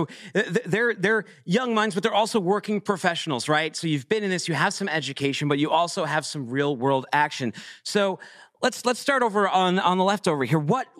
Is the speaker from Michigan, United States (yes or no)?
no; Massachusetts, United States; I'm from Massachusetts